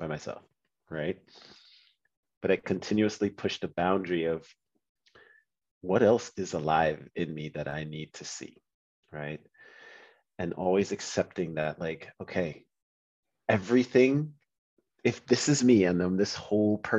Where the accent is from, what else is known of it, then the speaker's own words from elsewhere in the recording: Trinidad & Tobago; I'm from Trinidad